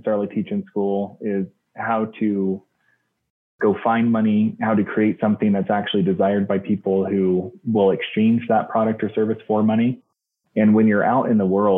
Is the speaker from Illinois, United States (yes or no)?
no; Salt Lake City, Utah, United States; I am from Salt Lake City, Utah